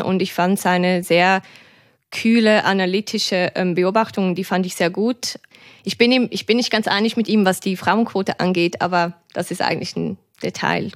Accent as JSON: {"language": "German", "country": "Switzerland", "said": "eine Schweizerin"}